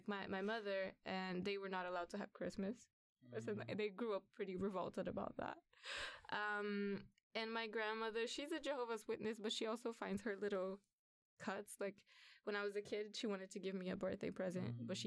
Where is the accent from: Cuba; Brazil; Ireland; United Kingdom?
Brazil; now in Sweden; I was born in Brazil